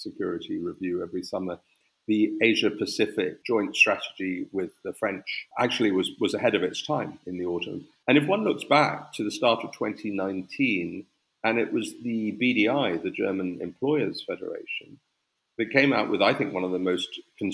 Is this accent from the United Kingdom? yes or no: yes; United Kingdom; as a Brit